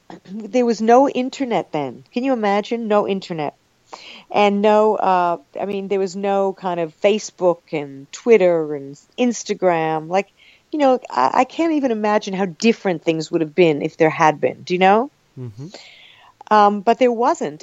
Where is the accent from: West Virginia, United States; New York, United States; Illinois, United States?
New York, United States; Long Island; also born or lived in Brooklyn; I was born in Brooklyn and uh, I, I grew up on Long Island